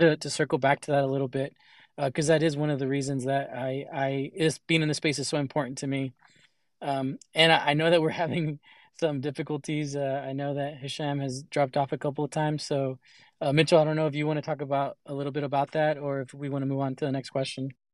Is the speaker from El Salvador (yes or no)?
yes; El Salvador; I'm from El Salvador